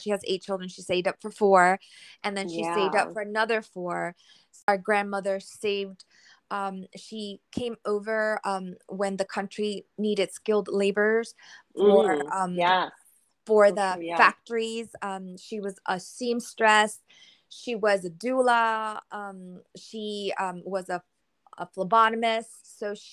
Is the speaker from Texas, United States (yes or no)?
no; New York City, New York, United States; first language Spanish; English is a second language; we grew up in the Bronx and we learned Spanish first. It was our first language and we learned English in kindergarten